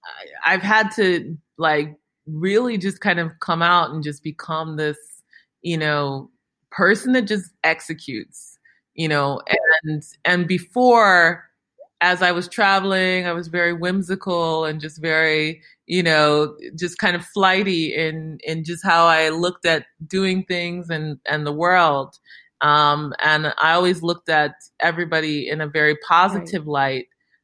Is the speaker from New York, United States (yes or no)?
no; Chicago, Illinois, United States; growing up in Chicago in the suburbs